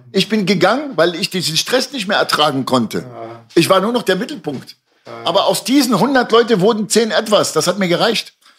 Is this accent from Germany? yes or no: yes; Germany; also born or lived in Lebanon; in mein eigenes Land bin ich nicht groß geworden. Ich bin in Deutschland groß geworden.